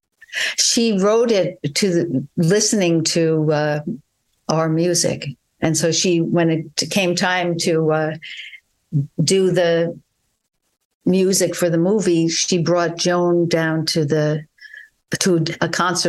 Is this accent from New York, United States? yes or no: yes; New York, United States; I guess I am from New York. I would have to say that that's a very big part of my cultural interaction